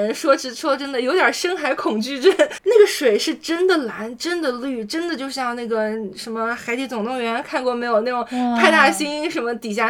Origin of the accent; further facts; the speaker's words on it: Jiangsu-Zhejiang-Shanghai area, China; now in Sydney, Australia; 对于我这种就是在江浙沪包邮区长大的孩子